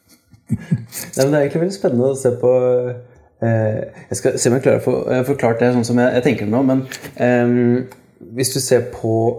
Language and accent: Norwegian; Kongsberg, Buskerud, Norway; jeg kommer fra Kongsberg sjøl